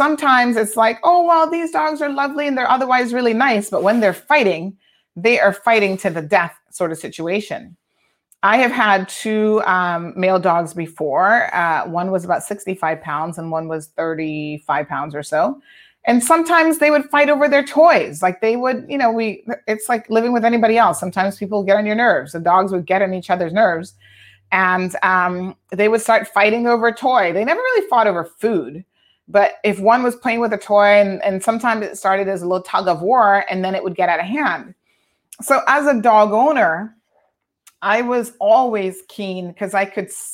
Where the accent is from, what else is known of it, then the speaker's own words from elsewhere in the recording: Tampa, Florida, United States; now in Cayman Islands; a dog named Prince that I grew up with in Tampa